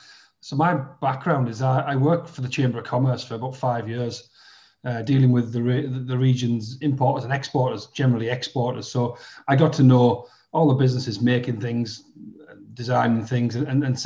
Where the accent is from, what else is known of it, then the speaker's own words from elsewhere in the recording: Middlesbrough, North East England, United Kingdom; I grew up in Middlesbrough